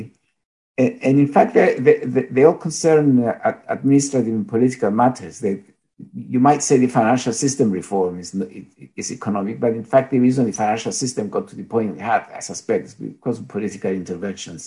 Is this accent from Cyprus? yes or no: yes; Cyprus; also born or lived in Greece; now in England, United Kingdom; I am Greek and I feel Greek, but I was born in Cyprus and live in England most of the time